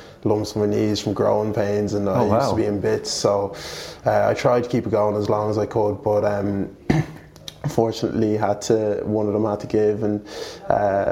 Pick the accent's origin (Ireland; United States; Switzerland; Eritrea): Ireland; Kildare, Leinster; also born or lived in Dublin; Initially we grew up in Dublin, played soccer, myself and my brother, then moved to Kildare